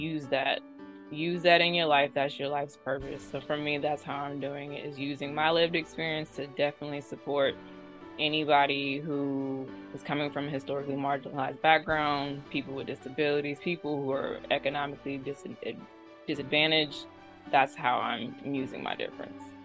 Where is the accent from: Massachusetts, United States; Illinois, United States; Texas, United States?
Texas, United States; Austin; moved away; Austin, yes, Austin, Texas